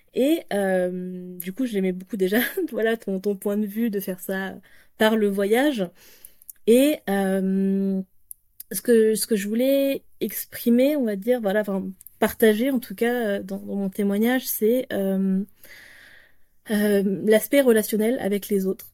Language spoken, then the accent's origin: French; France; je suis française